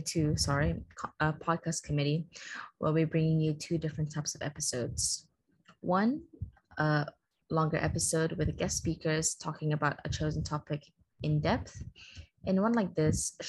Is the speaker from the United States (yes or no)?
no; Malaysia; I'm from Malaysia